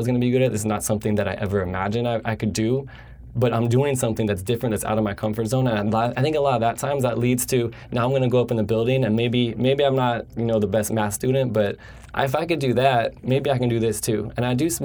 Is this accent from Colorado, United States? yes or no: yes; just outside of Denver, between Denver and Boulder, Colorado, United States; moved away as an adult; now in California, United States; I grew up in Colorado. I grew up just outside of Denver, between Denver and Boulder